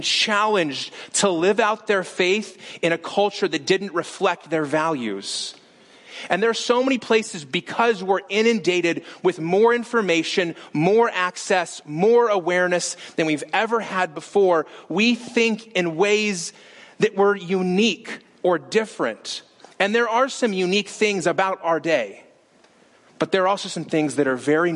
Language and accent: English; Las Vegas, Nevada, United States; moved away; We're from Las Vegas